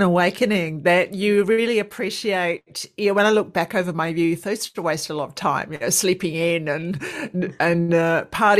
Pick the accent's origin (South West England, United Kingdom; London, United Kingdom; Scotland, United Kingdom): London, United Kingdom; moved away as an adult; now in Australia; I'm from London. I did all my training in London and then came over to Australia